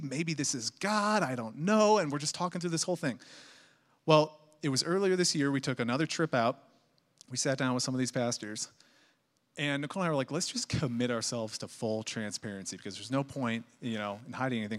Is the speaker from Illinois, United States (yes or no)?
yes; Chicago, Illinois, United States; also born or lived in Missouri / Indianapolis, Indiana; now in Colorado, United States; I'm from Chicago